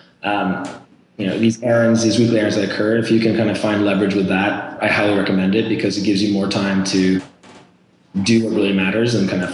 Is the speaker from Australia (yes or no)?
no; Norway; moved away as an adult; now in United States; I'm actually originally from Norway, born and raised. I came to the US for college